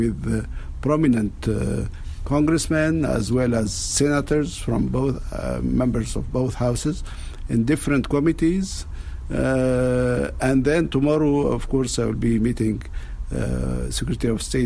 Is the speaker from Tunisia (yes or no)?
yes; Tunisia